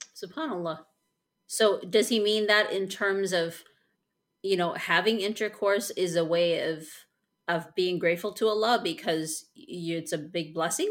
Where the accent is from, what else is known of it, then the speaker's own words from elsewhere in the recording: Chicago, Illinois, United States; I am from Chicago